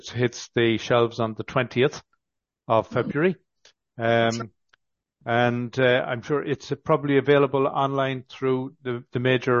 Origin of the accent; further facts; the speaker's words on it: County Galway, Connacht, Ireland; moved away; also born or lived in Dublin; originally I'm from County Galway and, worked in Dublin for a number of years